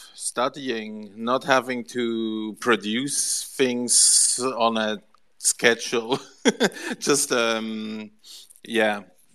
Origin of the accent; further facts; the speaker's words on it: Basel, Basel-Stadt, Switzerland; I'm actually from Basel. The city where this whole art gallery stuff started.